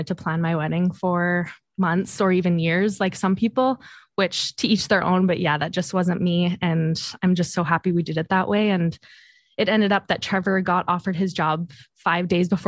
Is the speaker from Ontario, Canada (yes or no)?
no; Southeast Saskatchewan, Canada; moved away as an adult; also born or lived in Regina; now in Kamloops, Canada; I grew up in Southeast Saskatchewan